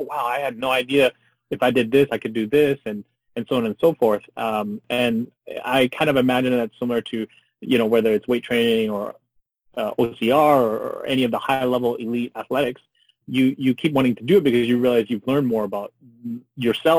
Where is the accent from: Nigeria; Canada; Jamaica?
Canada; I grew up in Canada